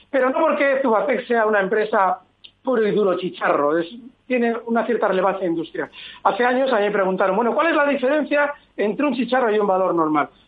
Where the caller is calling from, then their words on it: Vitoria, Basque Country, Spain; de Vitoria